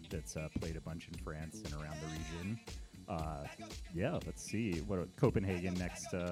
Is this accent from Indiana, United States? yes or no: no; New York City, New York, United States; Yeah, I'm from Brooklyn, New York.